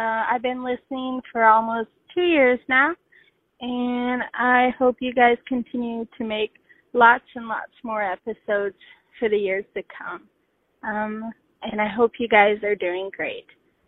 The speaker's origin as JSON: {"language": "English", "region": "Idaho", "country": "United States", "said": "I've been listening to your podcast for quite a while. I'm from Idaho."}